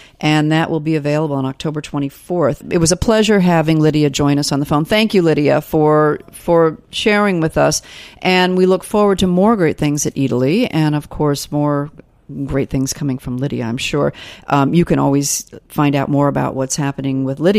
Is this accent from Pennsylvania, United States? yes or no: no; New York, United States; as a New Yorker